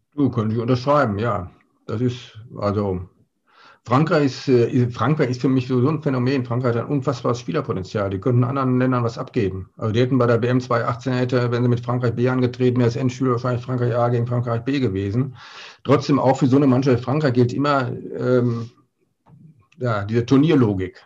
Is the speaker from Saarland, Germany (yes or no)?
no; Ruhr area, North Rhine-Westphalia, Germany; moved away as an adult; now in Altenberge, Germany; ich komme ja aus dem Ruhrgebiet